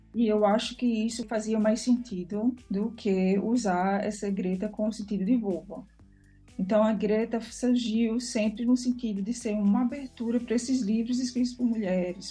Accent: Brazil; now in Lisbon, Portugal; nasci no Brasil

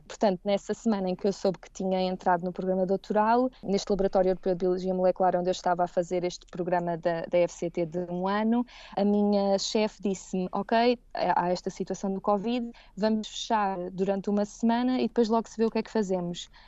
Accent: Seixal, Setúbal, Portugal; moved away as an adult; also born or lived in Caparica; now in Heidelberg, Germany; Eu cresci e, e nasci no Seixal

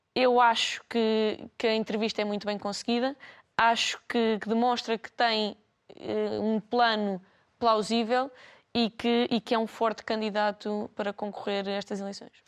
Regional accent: Lisbon, Portugal; nós somos alfacinhas

